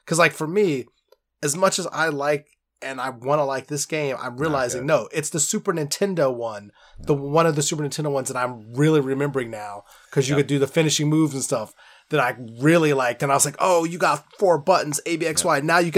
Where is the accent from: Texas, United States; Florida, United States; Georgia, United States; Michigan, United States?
Georgia, United States; Stone Mountain; Yeah, I'm from Stone Mountain, Georgia.